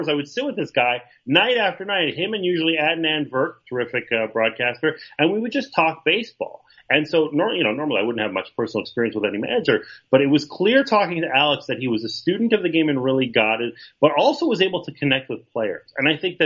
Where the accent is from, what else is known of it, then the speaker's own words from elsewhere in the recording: Montreal, Quebec, Canada; I grew up in Montreal